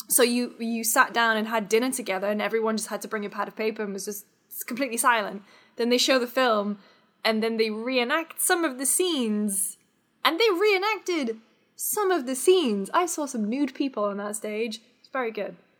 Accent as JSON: {"language": "English", "country": "United Kingdom", "moved": "yes", "lives_now": "United States", "said": "as a Brit"}